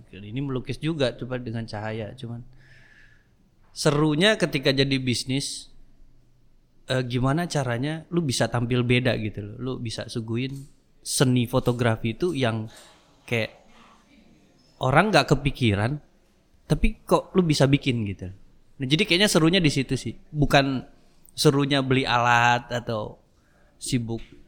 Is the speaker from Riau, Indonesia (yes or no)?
yes; Dumai, Riau, Indonesia; also born or lived in Jakarta; kita lahir di Jakarta mm empat beradik tapi 91 orang tua tuh pindah ke Dumai.